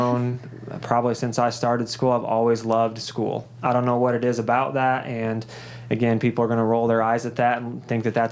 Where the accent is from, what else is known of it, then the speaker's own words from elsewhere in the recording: Columbus, Indiana, United States; I'm born and raised right here in Columbus